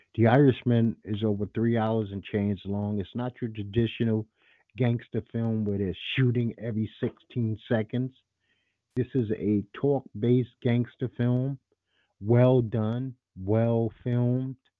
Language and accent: English; New York City, New York, United States; I'm a New Yorker, native New Yorker.